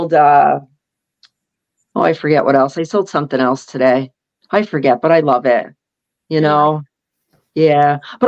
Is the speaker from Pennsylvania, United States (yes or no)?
yes; Pennsylvania, United States; I'm from Pennsylvania.